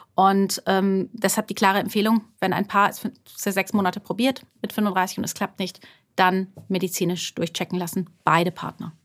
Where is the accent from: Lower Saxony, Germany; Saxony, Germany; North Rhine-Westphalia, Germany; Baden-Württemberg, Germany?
Baden-Württemberg, Germany; Karlsruhe; moved away as an adult; also born or lived in Frankfurt / London; now in Heidelberg, Germany; ich komme ursprünglich aus, aus Karlsruhe, aus, also aus Baden-Württemberg